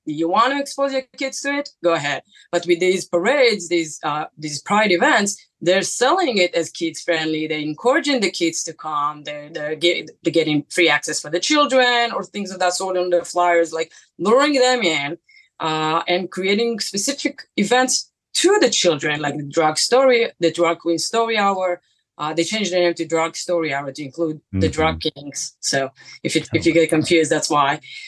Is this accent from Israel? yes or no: yes; Israel; moved away as an adult; now in New York City, United States; I'm from Israel. I moved here 10 years ago. I live in New York City.